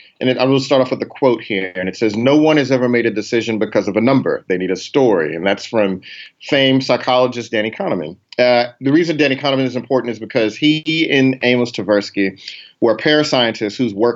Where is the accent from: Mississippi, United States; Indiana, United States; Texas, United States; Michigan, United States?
Texas, United States; Houston; my hometown, Houston